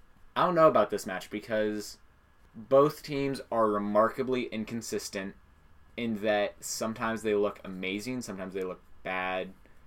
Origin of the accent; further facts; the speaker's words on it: United States; because I'm American